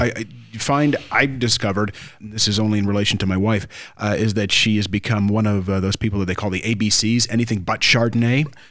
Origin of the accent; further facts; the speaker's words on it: Ontario, Canada; now in Jamaica; I come from Ontario, Canada